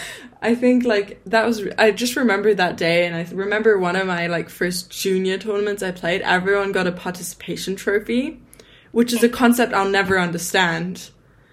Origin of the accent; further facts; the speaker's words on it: England, United Kingdom; I grew up in England